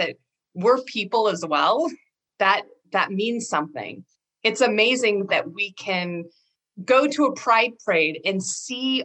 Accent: Rockford, Washington, United States; I also grew up in a very rural area of Eastern Washington, out on the Palouse, south of Spokane, small farming town called Rockford, Washington.

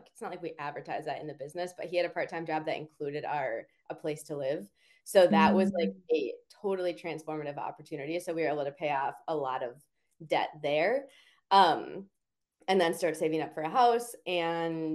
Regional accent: Minneapolis, Minnesota, United States; also born or lived in Santa Barbara; Minneapolis, where we're both from

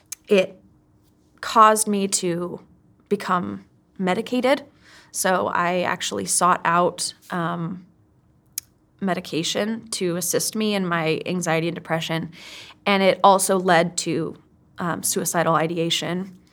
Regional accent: Kenya; moved away as an adult; now in United States; I mean, I grew up in Kenya, I grew up overseas, and which really shaped me. That really made me who I am today. After finishing high school, I came to the United States, and it was a huge culture shock.

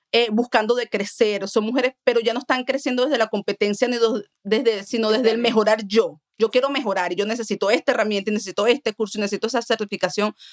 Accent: Colombia; now in United States; Dios te dio la ventaja y la virtud de que no solamente eres colombiana, sino que también soy americana y sé de las dos culturas y me puedo desarrollar y soy una latina que hablo un español muy bien

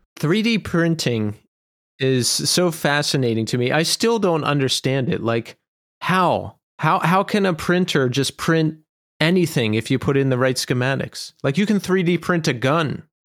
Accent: Bucks County, Pennsylvania, United States; also born or lived in Philadelphia; So I grew up in Bucks County, and then I lived in Philadelphia for a long time.

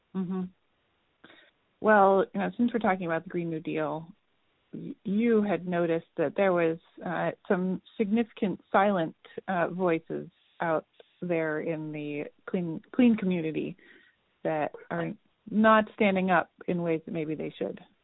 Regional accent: Vermont, United States; I'm from Vermont.

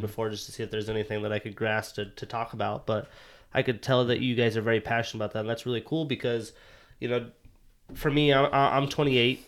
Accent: United States; moved away as an adult; now in Seattle, United States; I'm from Montana, Wyoming.

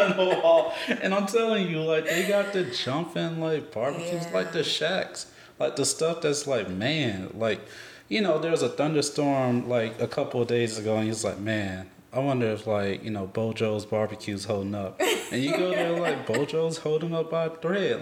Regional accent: Alabama, United States; moved away as an adult; also born or lived in Georgia / Colorado; I lived in Alabama my first 22 years

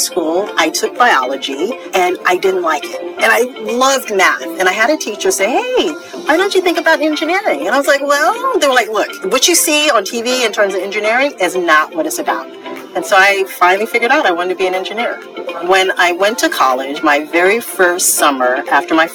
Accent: California, United States; moved away; I grew up in California.

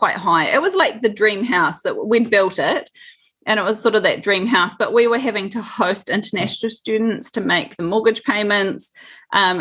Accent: Dunedin, Otago, New Zealand; born or raised there

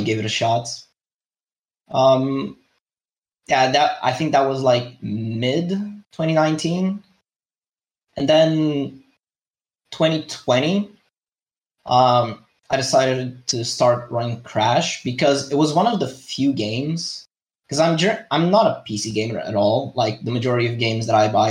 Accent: Madeira, Portugal; I am from Portugal, more specifically from one of the islands called Madeira

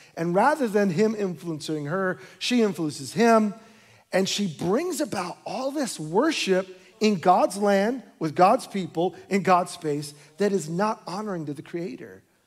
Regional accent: New York, United States; moved away; My wife and I were born and raised in New York

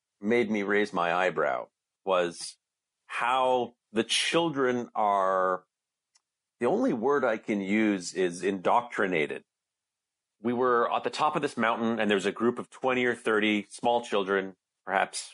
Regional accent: Canada; I'm from Canada. I'm not American

